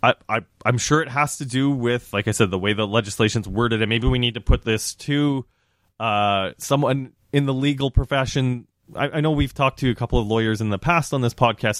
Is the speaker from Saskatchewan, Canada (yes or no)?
yes; Saskatchewan, Canada; moved away; working at the grocery store growing up in Saskatchewan